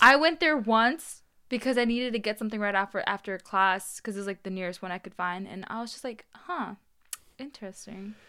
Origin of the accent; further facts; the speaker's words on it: Charlotte, North Carolina, United States; also born or lived in Long Island, New York; growing up here in Charlotte, 'cause I came from New York